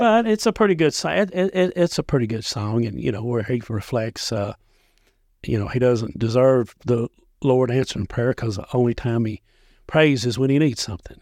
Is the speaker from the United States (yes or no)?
yes; Dickson County, Tennessee, United States; I grew up in Dixon County